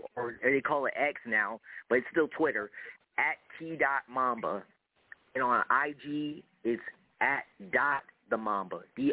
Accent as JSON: {"language": "English", "town": "Greenwood", "region": "Mississippi", "country": "United States", "said": "I am from Greenwood, Mississippi"}